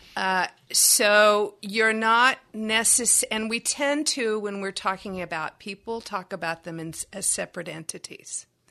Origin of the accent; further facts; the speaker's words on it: Texas, United States; I'm from Texas